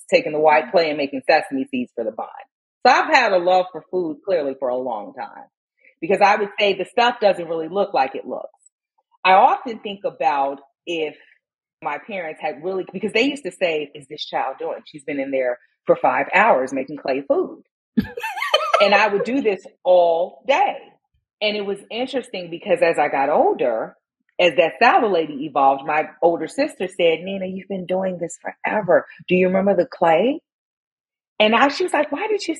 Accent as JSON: {"language": "English", "town": "Chicago", "region": "Illinois", "country": "United States", "tie": "born or raised there", "said": "growing up in Inglewood on the south side of Chicago"}